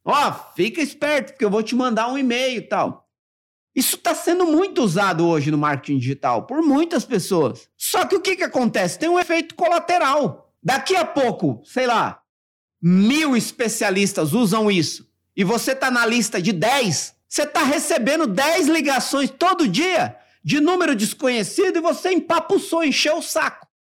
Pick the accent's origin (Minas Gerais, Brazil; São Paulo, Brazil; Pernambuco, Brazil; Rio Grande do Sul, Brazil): São Paulo, Brazil; Mauá; eu nasci no Jardim Zaira 4, em Mauá.